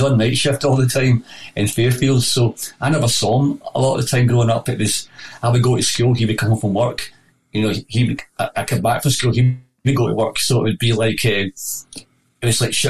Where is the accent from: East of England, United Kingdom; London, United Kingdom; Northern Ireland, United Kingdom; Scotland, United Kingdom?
Scotland, United Kingdom; Glasgow; I was born in Govan, in Govan Road. My dad was a Rangers fan. You know, he was, and my mum was an Italian Catholic.